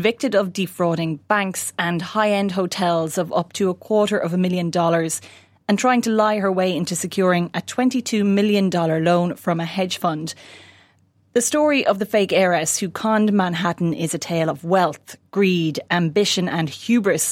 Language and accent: English; Ireland; as an Irish person